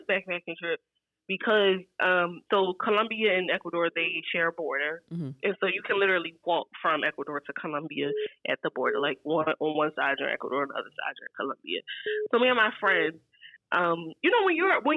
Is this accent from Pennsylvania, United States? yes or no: yes; Philadelphia, Pennsylvania, United States; also born or lived in Murcia, Spain / Virginia; I'm from Philly, born and raised.